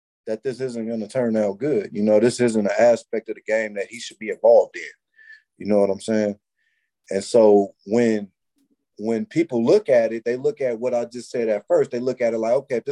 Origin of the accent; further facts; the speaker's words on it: California, United States; I'm a Californian and I knew like what's going on in California